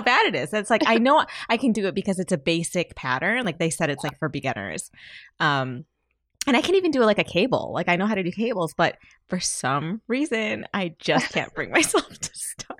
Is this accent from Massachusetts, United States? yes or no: no; Michigan, United States; we're both from Michigan